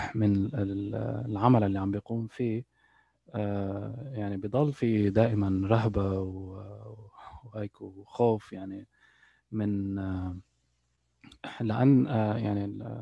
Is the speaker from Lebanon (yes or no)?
yes; Lebanon; born or raised there; moved away as an adult; also born or lived in United Arab Emirates; now in Canada